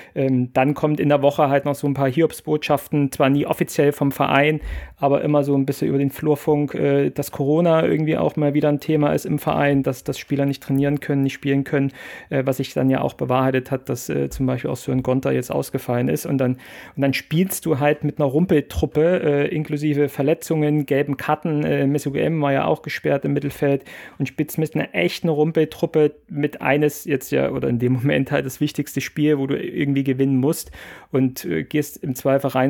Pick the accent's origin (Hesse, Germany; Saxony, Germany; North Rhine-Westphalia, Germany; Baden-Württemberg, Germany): Saxony, Germany; Plauen; geboren im Vogtland, in Plauen